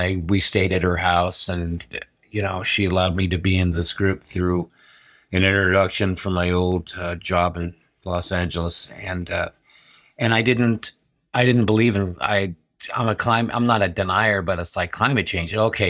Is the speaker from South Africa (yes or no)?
no; Berlin, Germany; born there; I was born in Berlin, and watching this carousel go around